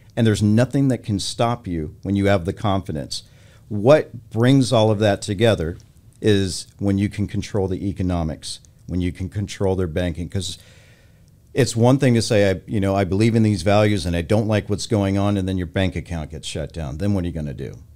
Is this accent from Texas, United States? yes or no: yes; Texas, United States; moved away; also born or lived in California; I grew up in Texas